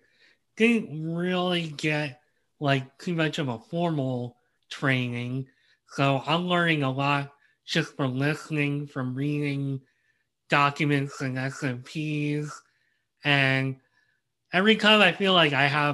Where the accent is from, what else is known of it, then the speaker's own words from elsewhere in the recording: United States; as an American